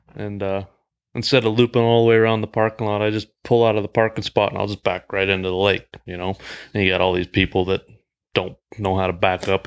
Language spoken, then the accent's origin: English; Great Falls, Montana, United States; I'm from Great Falls as well.